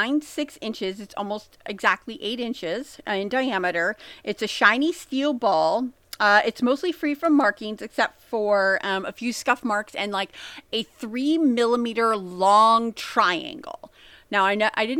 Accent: United States; I'm American

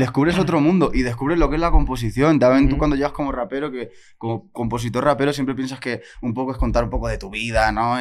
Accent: Mallorca, Balearic Islands, Spain; Si eras de una isla, como soy yo, de Mallorca

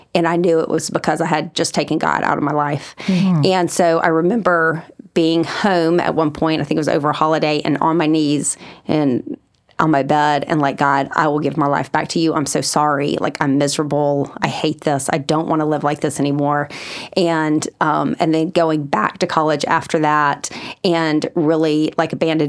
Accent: Huntsville, Alabama, United States; moved away as an adult; also born or lived in Virginia; now in Birmingham, United States; I'm from Huntsville originally

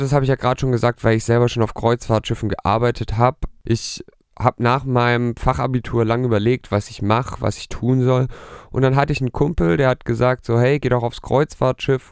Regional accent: near Stuttgart, Baden-Württemberg, Germany; ich komme aus der Nähe von Stuttgart

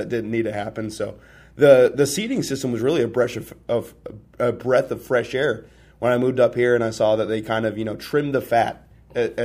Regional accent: Indiana, United States; moved away as an adult; I'm from Indiana. I played football in Indiana

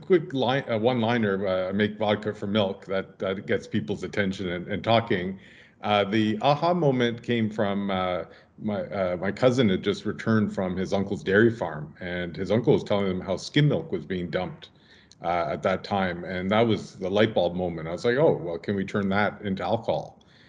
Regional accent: Ottawa, Ontario, Canada; I grew up mostly in Ottawa.

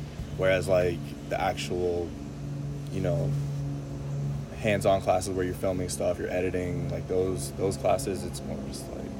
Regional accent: Atlanta, Georgia, United States; I go to the University of Miami. I'm from Atlanta, Georgia

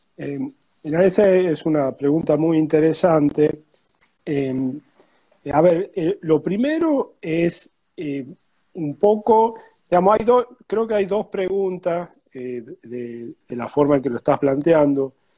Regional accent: Tucumán, Argentina; now in Buenos Aires, Argentina; vivo en Buenos Aires, pero soy tucumano.

